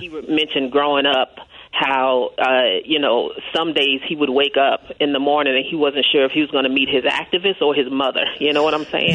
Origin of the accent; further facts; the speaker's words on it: Kansas City, Kansas, United States; I'm from Kansas City, Kansas